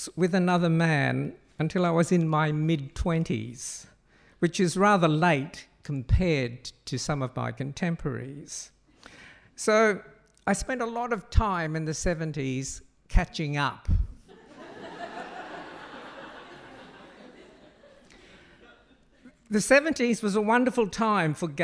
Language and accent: English; Cairns, Queensland, Australia; born or raised there; moved away as an adult; also born or lived in Brisbane; now in Sydney, Australia